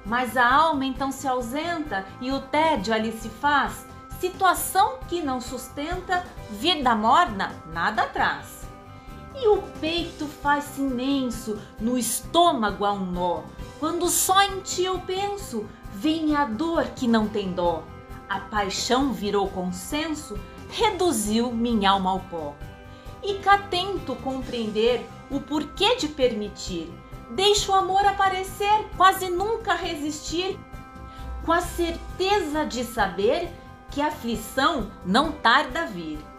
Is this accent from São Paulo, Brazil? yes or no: yes; São Paulo, Brazil; sou de São Paulo sou atriz e poeta